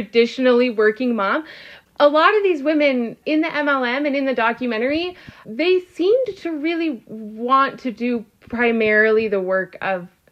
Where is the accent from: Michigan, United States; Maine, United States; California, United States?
California, United States; Southern; I grew up in Southern California